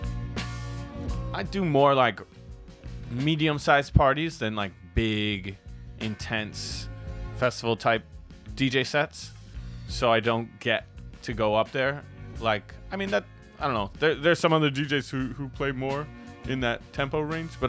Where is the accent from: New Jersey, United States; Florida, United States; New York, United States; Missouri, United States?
New York, United States; New York City; moved away as an adult; now in Mexico; I grew up in Brooklyn, New York. I was born in Brooklyn, and I grew up in the 80s and the 90s in Brooklyn